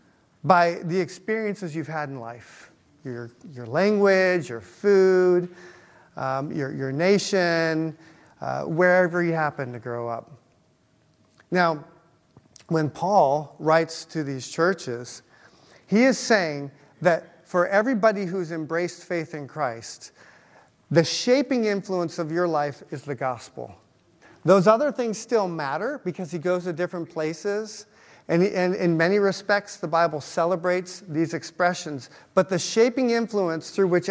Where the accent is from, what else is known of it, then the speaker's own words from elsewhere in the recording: Utah, United States; now in Cincinnati, United States; where I grew up in Utah